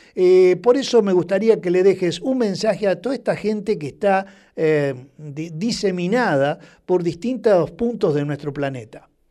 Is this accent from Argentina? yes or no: yes; Rosario, Santa Fe, Argentina; como rosarino